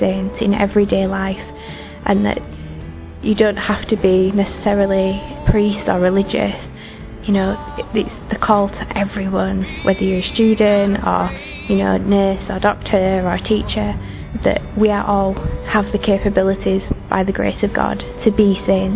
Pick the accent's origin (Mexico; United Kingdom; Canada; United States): United Kingdom; England; I'm from England